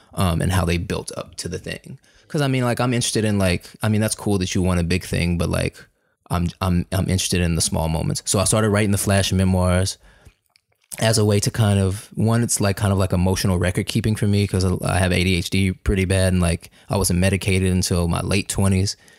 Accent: Kansas City, Missouri, United States; moved away as an adult; also born or lived in Chicago; I was born and raised in Kansas City, Missouri

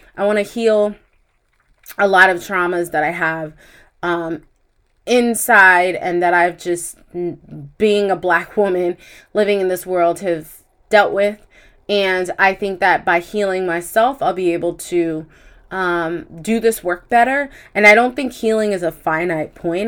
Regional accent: United States; As an American

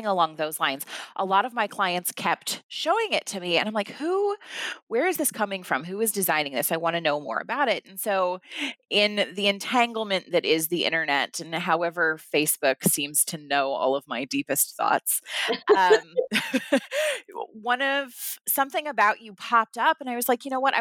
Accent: Nebraska, United States; I'm from Nebraska

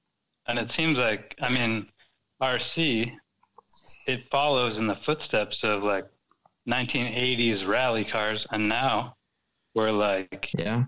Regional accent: United States; now in Sweden; I'm in Sweden, but I'm American.

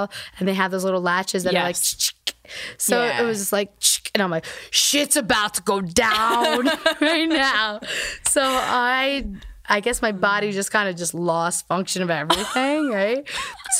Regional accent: New Jersey, United States; We're from Jersey

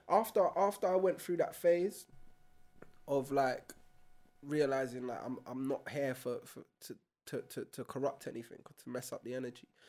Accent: London, United Kingdom; growing up in broccoli

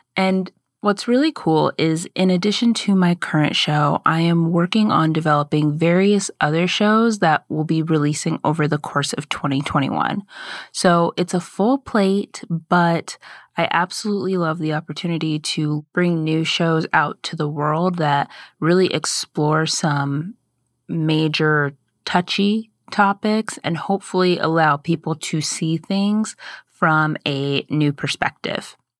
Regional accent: United States; I grew up in America

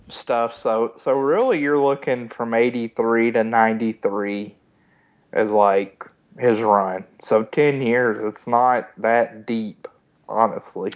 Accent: Georgia, United States; growing up in Georgia

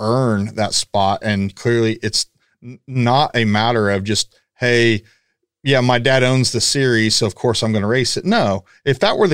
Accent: Paola, Kansas, United States; moved away as an adult; now in Houston, United States; I'm from Kansas. I'm from the same hometown as Miles

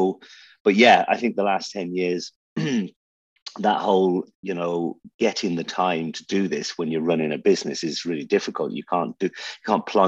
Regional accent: Buncrana, County Donegal, Ireland; accent: Irish; also born or lived in Birmingham, England; now in Dubai, United Arab Emirates; we landed in Donegal, which a place called Buncrana

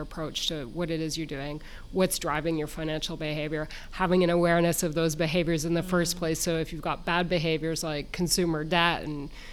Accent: Ontario, Canada; moved away as an adult; also born or lived in Ottawa, Canada / Western Canada / Ireland; now in New Zealand; I was born in Canada, Ontario to be specific

